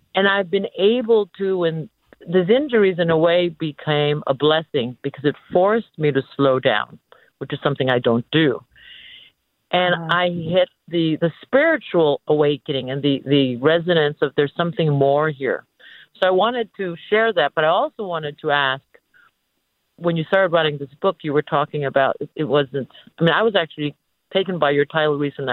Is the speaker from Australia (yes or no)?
no; Philippines; now in San Francisco, United States; I'm also um, a foreigner, at least, uh, and an immigrant, and I was Filipino, and I'm Filipino